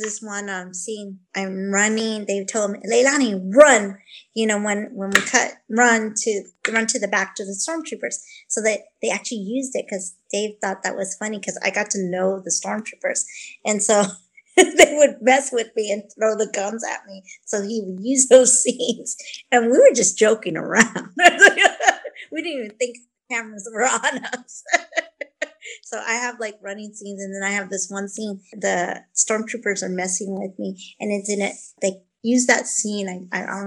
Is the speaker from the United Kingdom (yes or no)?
no; Vancouver, British Columbia, Canada; I was born in Vancouver